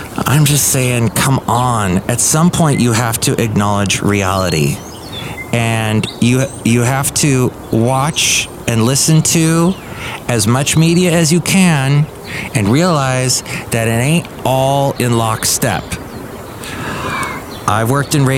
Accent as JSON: {"language": "English", "town": "Santa Monica", "region": "California", "country": "United States", "tie": "born or raised there", "moved": "yes", "said": "I grew up down there in the Santa Monica, L.A. area"}